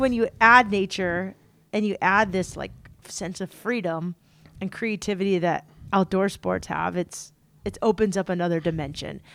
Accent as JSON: {"language": "English", "town": "San Diego", "region": "California", "country": "United States", "tie": "born or raised there", "said": "I grew up in San Diego"}